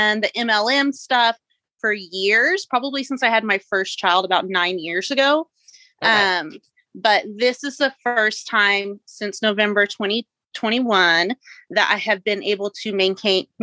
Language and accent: English; Texas, United States; I am from Texas. I'm in West Texas